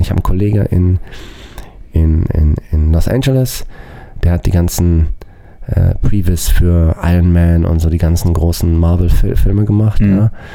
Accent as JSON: {"language": "German", "country": "Germany", "said": "bei uns in Deutschland"}